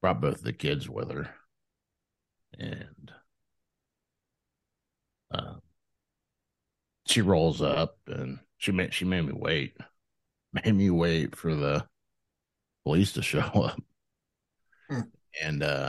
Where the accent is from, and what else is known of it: Ohio, United States